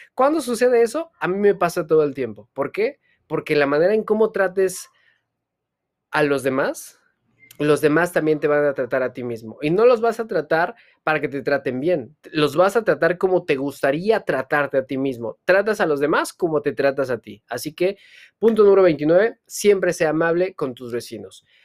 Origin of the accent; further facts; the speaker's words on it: Hidalgo, Mexico; yo vengo de una comunidad en el estado de Hidalgo donde hablan otomí